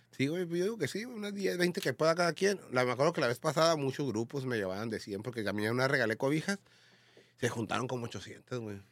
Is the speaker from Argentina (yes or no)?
no; Tijuana, Baja California, Mexico; yo no soy chilango, yo soy de Tijuana